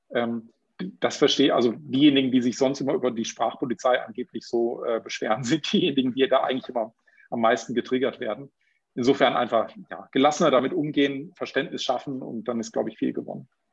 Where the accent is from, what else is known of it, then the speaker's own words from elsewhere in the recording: Baden-Württemberg, Germany; Bei uns in Baden-Württemberg